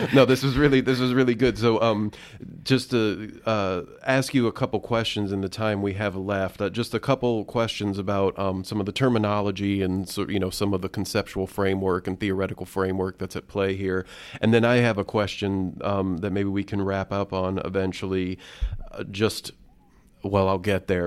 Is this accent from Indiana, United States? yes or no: yes; Indiana, United States; I grew up here in Indiana